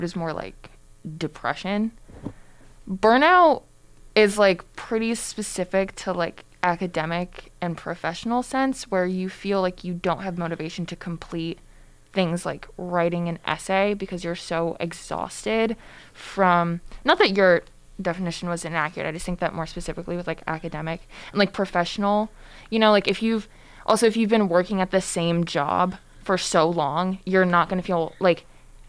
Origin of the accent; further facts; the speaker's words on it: Connecticut, United States; now in Boston, United States; I'm also from Connecticut. So I've been experiencing these temperatures for my entire life